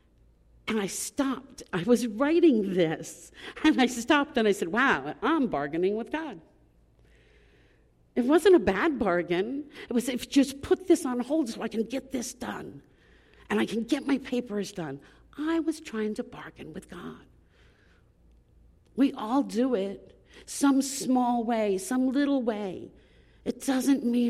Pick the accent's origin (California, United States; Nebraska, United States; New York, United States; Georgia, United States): New York, United States; Long Island; I grew up on Long Island